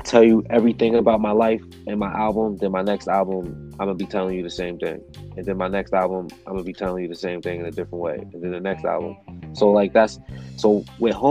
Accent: Connecticut, United States; also born or lived in Long Island, New York; I was born in Long Island, New York. Moved to Connecticut to start school, and I'm still in Connecticut now.

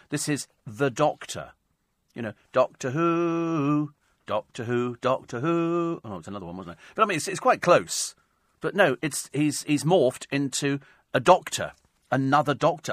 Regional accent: London, United Kingdom

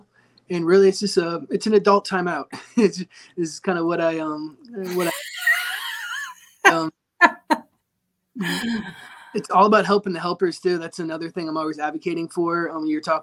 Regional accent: St. Petersburg, Florida, United States; I'm from St. Pete, and I own a company called

